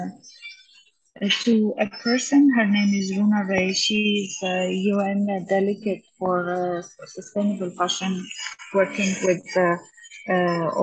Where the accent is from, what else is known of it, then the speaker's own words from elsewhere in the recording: Armenia; moved away; Armenia, my hometown